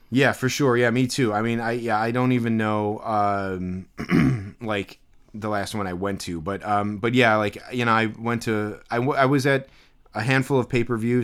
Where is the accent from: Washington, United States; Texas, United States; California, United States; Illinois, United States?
Illinois, United States; Chicago; growing up in Chicago